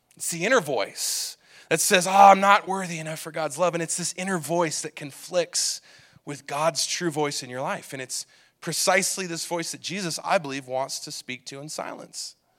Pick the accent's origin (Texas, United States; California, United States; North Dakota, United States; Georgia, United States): California, United States; Southern; When I was a kid growing up in Southern California